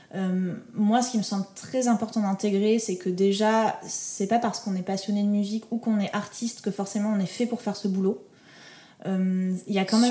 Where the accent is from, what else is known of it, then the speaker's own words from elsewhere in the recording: Toulouse, Occitania, France; je viens de Toulouse, il y a absolument personne qui fait de la musique dans mon entourage